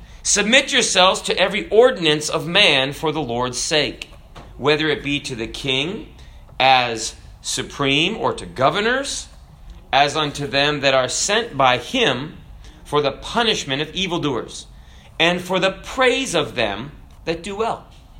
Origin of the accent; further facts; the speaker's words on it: Kenya; born there; and I was born in Africa, so I could have been a citizen of Kenya.